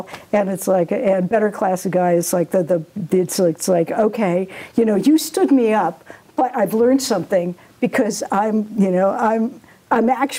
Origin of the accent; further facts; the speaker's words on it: Massachusetts, United States; also born or lived in Montana; I grew up really pretty much in Massachusetts.